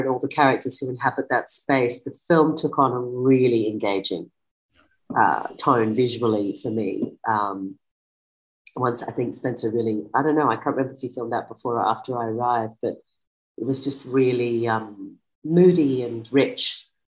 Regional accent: Australia; born there; Yeah. Australian born, but a lot of, British influence, for better or worse.

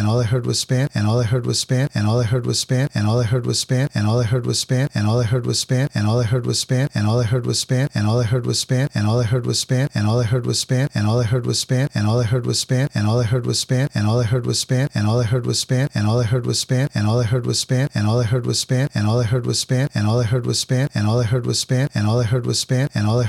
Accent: Boston, Massachusetts, United States; I was born in Boston City Hospital, which is now Boston Medical Center. And I grew up in this awesome city, que se llama Boston

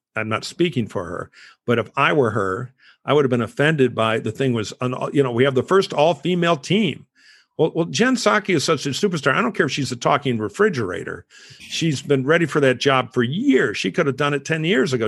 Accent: Detroit, Michigan, United States; I grew up around those in Detroit.

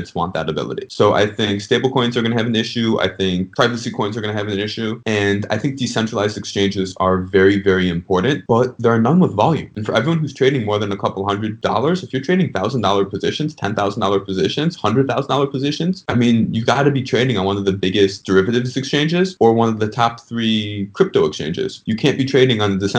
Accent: Chicago, Illinois, United States; moved away as an adult; now in Miami, United States; I grew up in Chicago. Now I'm down in Miami since law school

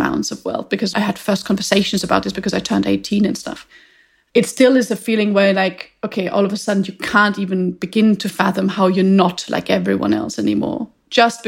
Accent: Vienna, Austria; I grew up in Vienna

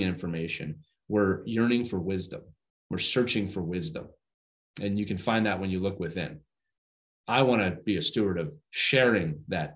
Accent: Northeast, United States; I'm from the Northeast

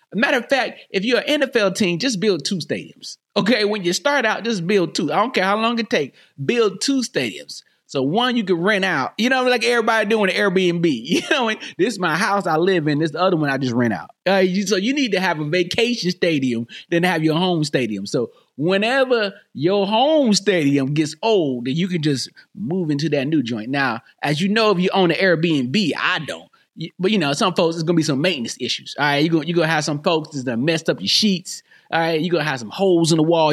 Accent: North Carolina, United States; I'm from North Carolina.

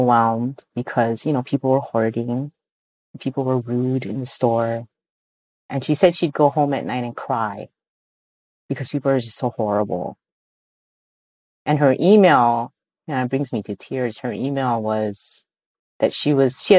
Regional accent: Hawaii, United States; for us in Hawaii

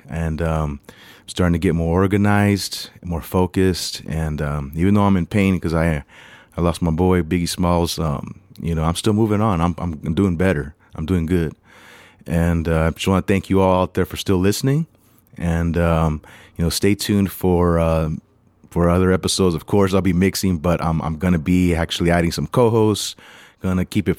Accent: United States; also born or lived in Los Angeles; I'm American, I'm Mexican American.

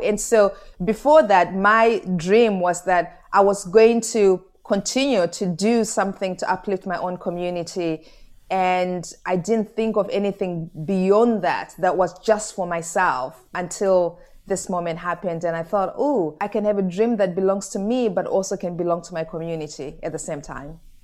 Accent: Goromonzi, Mashonaland East, Zimbabwe; moved away as an adult; also born or lived in London; I was born in a small village in Zimbabwe called Goromonzi, and my gogo, my grandmother raised me

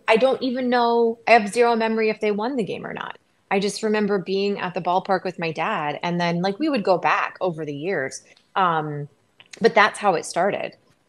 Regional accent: Illinois, United States; also born or lived in Wisconsin; I was born in Wisconsin, so that's like my soul, but then I was raised in Illinois. But I'm not really like a proper Illinois kid either, because when I think of home, I think of Wisconsin.

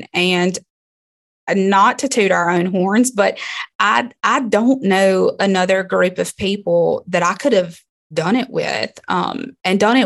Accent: Libby, Montana, United States; It's my hometown.

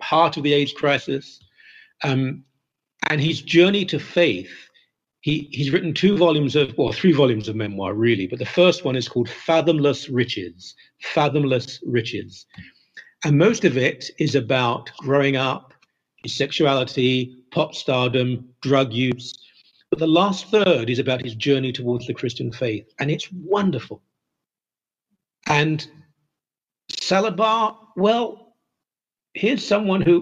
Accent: United Kingdom; moved away as an adult; now in Toronto, Canada; I'm a Brit who's lived in this country 35 years

